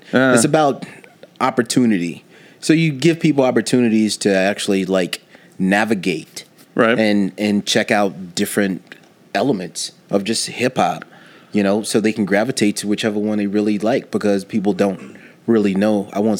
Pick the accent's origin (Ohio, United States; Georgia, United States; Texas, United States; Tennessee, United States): Tennessee, United States; Nashville; when I came here from Nashville, Tennessee, and got into the music scene here